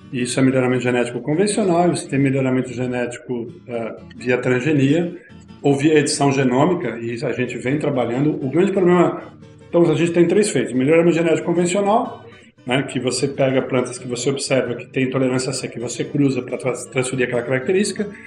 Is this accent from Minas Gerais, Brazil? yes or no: no; São Paulo, Brazil; eu sou do ABC, então Ford, GM, né? montadoras e tal, veio.